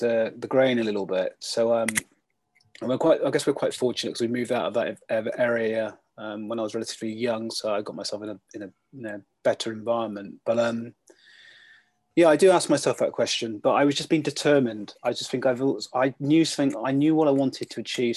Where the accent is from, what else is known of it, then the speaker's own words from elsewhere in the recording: Bath, South West England, United Kingdom; I grew up in Bath